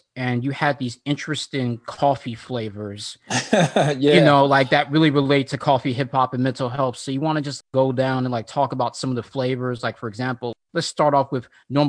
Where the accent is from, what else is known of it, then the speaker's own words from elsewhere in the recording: Florida, United States; I'm also in the U.S. too, as well. I mentioned I'm from Florida.